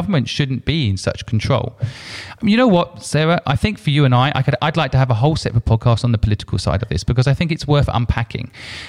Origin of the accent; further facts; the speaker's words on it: United Kingdom; Yeah, I am British, but to be honest, I have a confusion because I love things about China and there's things I don't like about China.